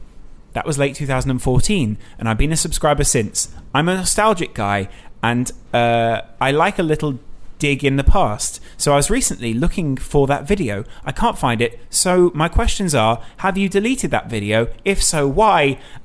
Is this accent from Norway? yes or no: yes; Norway; I'm from Norway, so I convinced the family to go on a Christmas vacation to England so I could see the game with my dad.